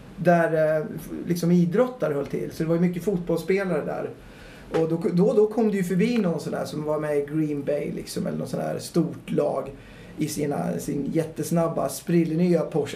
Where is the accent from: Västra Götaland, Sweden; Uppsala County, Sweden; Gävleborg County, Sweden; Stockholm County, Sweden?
Gävleborg County, Sweden; Gävle; also born or lived in London; jag är uppväxt i Gävle